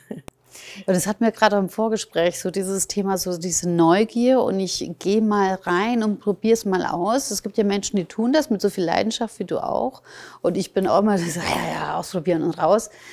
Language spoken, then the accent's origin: German; Germany; meine Eltern sind ja Ungarn, bin aber in Deutschland geboren, aufgewachsen